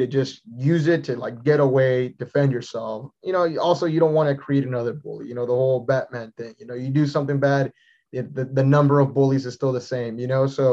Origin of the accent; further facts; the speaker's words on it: San Antonio, Texas, United States; I'm from San Antonio, Texas.